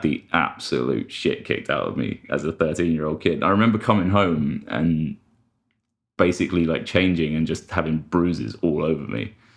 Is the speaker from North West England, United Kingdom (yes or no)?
no; London, United Kingdom; I'm from London